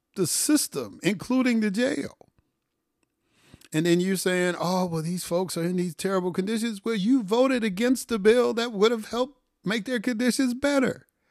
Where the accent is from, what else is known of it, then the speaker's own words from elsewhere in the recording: Chicago, Illinois, United States; I grew up in Chicago